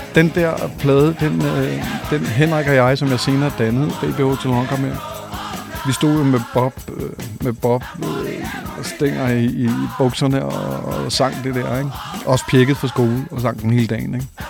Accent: Copenhagen, Capital Region of Denmark, Denmark; jeg er faktisk født øh, inde i St. Paulsgade øh, øh, og døbt i Marmorkirken

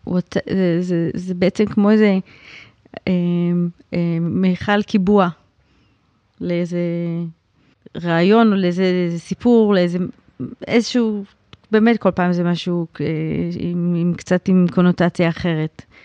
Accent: Jerusalem, Jerusalem District, Israel; now in Tel Aviv, Israel; אני בכלל ירושלמית

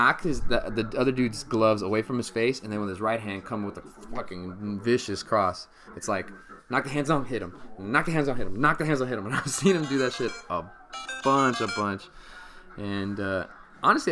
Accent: Sacramento area, Stockton, California, United States; moved away; my hometown Sacramento Kings

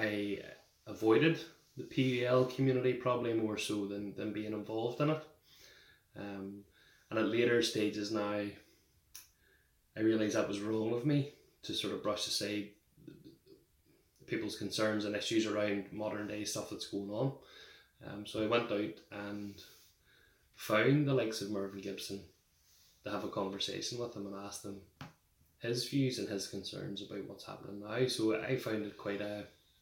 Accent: Limavady, Northern Ireland, United Kingdom; I grew up in Limavady, just on the outskirts of Derry.

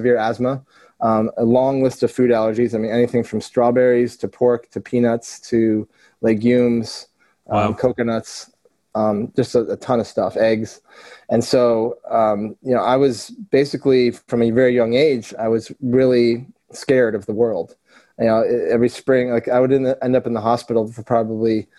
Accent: Vermont, United States; moved away as an adult; also born or lived in Charlotte, North Carolina / Fort Lauderdale / Miami; my journey started in Vermont. And growing up in Vermont

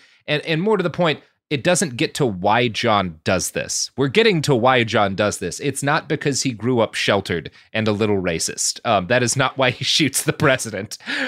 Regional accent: Oklahoma, United States; which is about 2.5 hours from where I grew up in Oklahoma.

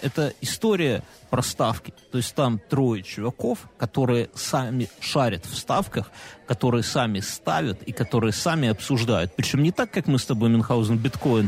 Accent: Belarus; у нас у Беларуси

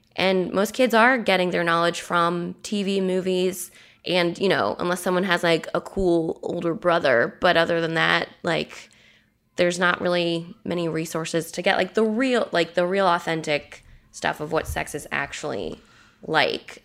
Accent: United States; Americans, we probably don't even realize how much violence we're seeing every day because it's just something we've grown up with at this point.

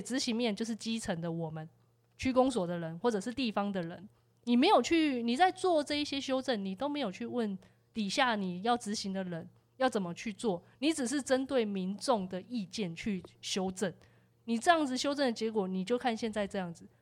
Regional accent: Taiwan; 我们是台湾人民

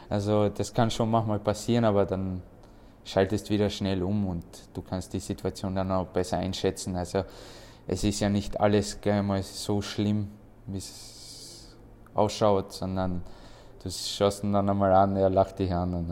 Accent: Austria; Äh ja, meine Familie kommt aus Bosnien. Ich bin hier komplett aufgewachsen in Österreich. Ich habe auch selber die österreichische Mentalität.

